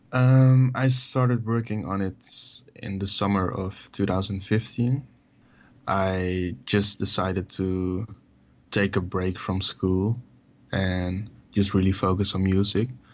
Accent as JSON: {"language": "English", "town": "Amsterdam", "region": "North Holland", "country": "Netherlands", "tie": "born or raised there"}